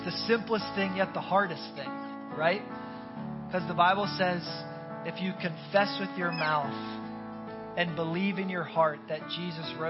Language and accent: English; Northeast, United States; now in Tampa, United States; I'm from the Northeast